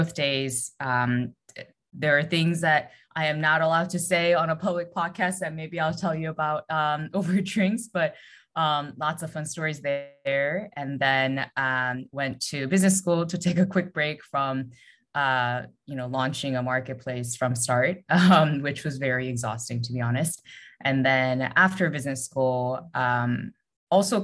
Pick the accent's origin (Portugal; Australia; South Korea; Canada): South Korea; moved away; also born or lived in United States; I'm originally from Korea